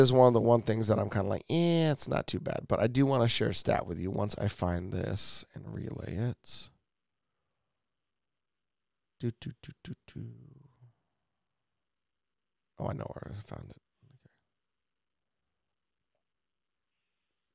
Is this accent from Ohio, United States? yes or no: no; Salina, Kansas, United States; I'm from Salina, Kansas.